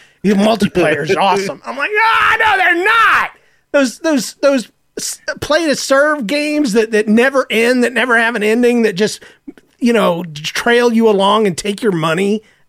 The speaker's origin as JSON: {"language": "English", "region": "the South", "country": "United States", "said": "You know, I'm from the South ultimately, and even though I don't still have my accent"}